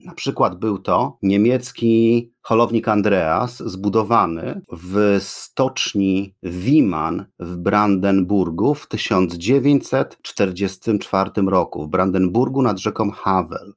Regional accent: Gdynia, Pomeranian Voivodeship, Poland; podcast o dzielnicy, w której dorastałem, czyli o Kcywiu

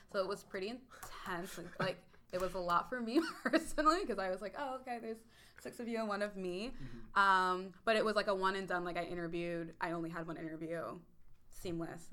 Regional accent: Warrington, Pennsylvania, United States; I grew up in Warrington, Pennsylvania, which is about 40 minutes north of Philadelphia

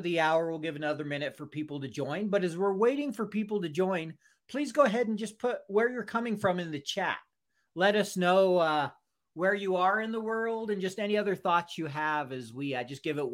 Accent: Salt Lake City, Utah, United States; Salt Lake City, my hometown

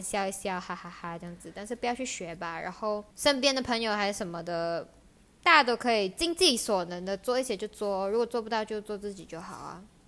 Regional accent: Malaysia; 身为一个马来西亚人

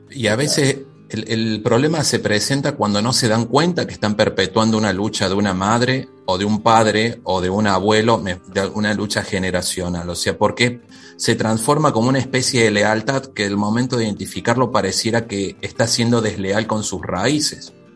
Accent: Córdoba, Argentina; also born or lived in Mendoza

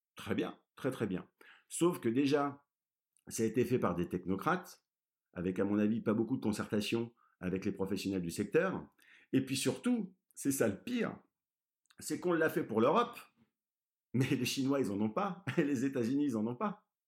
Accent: Brittany, France; je suis breton

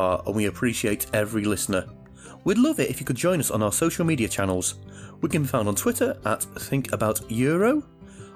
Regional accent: United Kingdom; my home country, the UK

